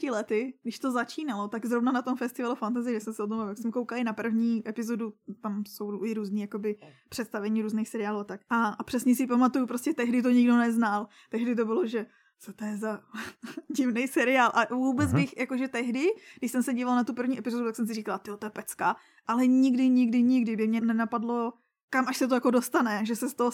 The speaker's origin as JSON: {"language": "Czech", "town": "Litvínov", "region": "Ústí nad Labem Region", "country": "Czechia", "said": "A tady u nás v Litvínové byla letos zpráva."}